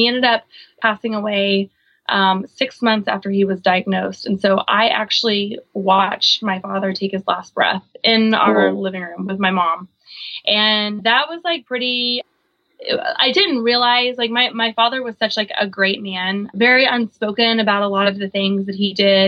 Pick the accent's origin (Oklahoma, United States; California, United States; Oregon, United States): Oklahoma, United States; also born or lived in Guam / San Diego; now in Virginia Beach, United States; I grew up on a big horse ranch in the middle of Oklahoma